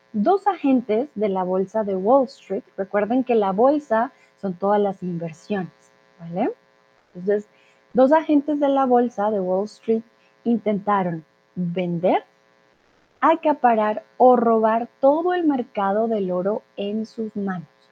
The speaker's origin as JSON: {"language": "Spanish", "country": "Colombia", "also_born_or_lived": "Mexico", "moved": "yes", "lives_now": "Germany", "said": "soy de Colombia"}